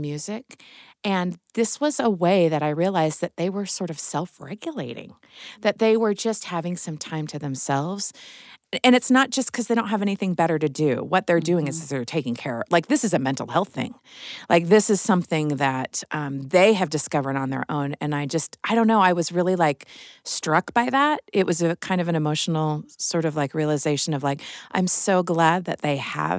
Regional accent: Midwest, United States; moved away; I'm from the Midwest

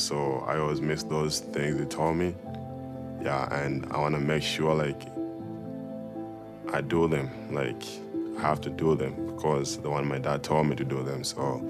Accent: Tanzania; also born or lived in London, Ontario, Canada; now in Provo, United States; I grew up in Tanzania.

